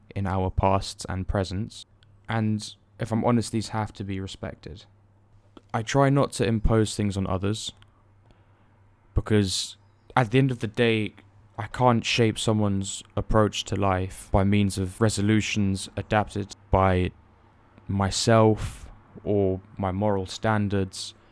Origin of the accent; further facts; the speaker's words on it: Germany; moved away; me being born and raised there. Well, to a certain extent, I was raised there, not all my life.